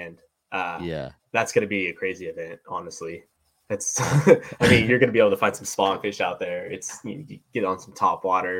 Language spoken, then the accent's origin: English; Ridgecrest, California, United States; moved away as an adult; also born or lived in Petaluma, California; So I'm from Southern California, actually. I'm from this little town in the middle of nowhere called Ridgecrest, California. It's just east of Lake Isabella.